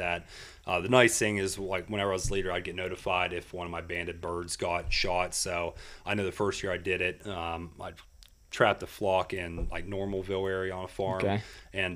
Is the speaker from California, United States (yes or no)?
no; Freedance, Pennsylvania, United States; I grew up in Freedance